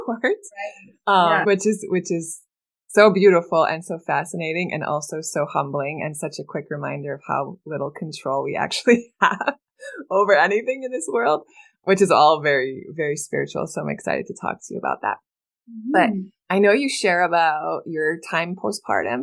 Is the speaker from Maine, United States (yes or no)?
yes; US border near Edmundston, New Brunswick, Maine, United States; now in Miami, United States; I actually grew up on the border of Edmonton, New Brunswick. So I am not Canadian, but I grew up right on the border